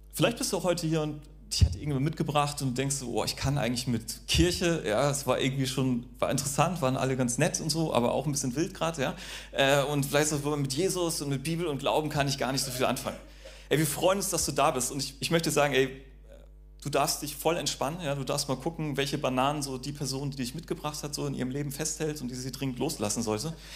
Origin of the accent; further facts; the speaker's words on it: North Sea coast, North Frisia, Schleswig-Holstein, Germany; ich bin ja an der Nordsee aufgewachsen